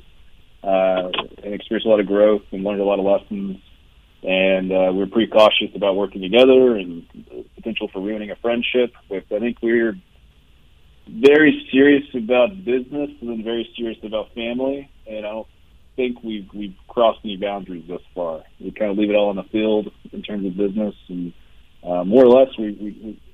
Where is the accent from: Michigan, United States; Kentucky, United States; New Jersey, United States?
Kentucky, United States; southeastern; moved away; Solidly from Appalachian, Kentucky.